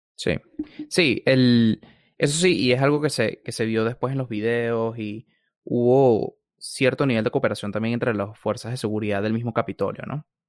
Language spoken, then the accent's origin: Spanish; Venezuela; now in Washington, United States; como latinoamericano, yo como Venezuela